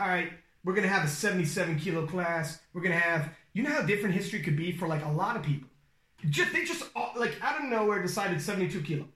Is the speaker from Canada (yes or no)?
yes; Canada; I'm Canadian